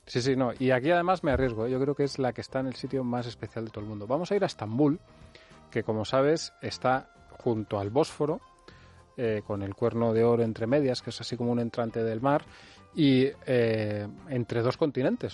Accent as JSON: {"language": "Spanish", "country": "Spain", "said": "soy español"}